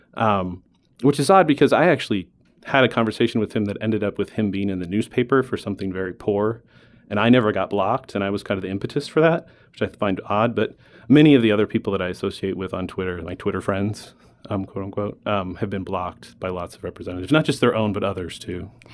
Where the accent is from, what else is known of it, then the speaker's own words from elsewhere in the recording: Alaska, United States; now in Arizona, United States; I was born in Alaska. I moved to Arizona after years of vacationing here with my snowbird grandparents. Um, growing up in Alaska